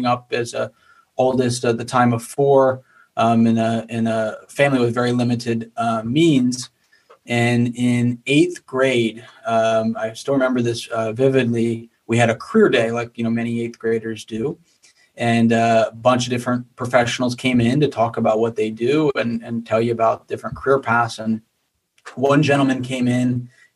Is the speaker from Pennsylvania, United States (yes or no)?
yes; Bethlehem, Pennsylvania, United States; I grew up in Bethlehem, Pennsylvania area, which is about an hour north of Philadelphia.